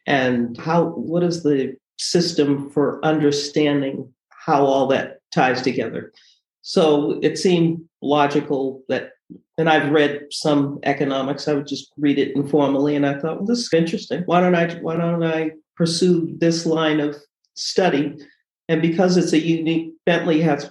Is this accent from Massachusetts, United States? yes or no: yes; Boston, Massachusetts, United States; also born or lived in Bronx, New York; I grew up here. I've grown up in the Boston area